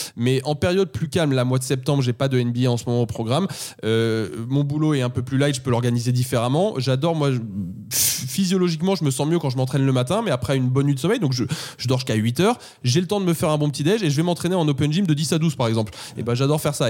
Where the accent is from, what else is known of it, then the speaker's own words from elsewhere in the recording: Paris, Île-de-France, France; je suis parisien. À Paris, on commence la journée de taf un peu plus tard qu'en province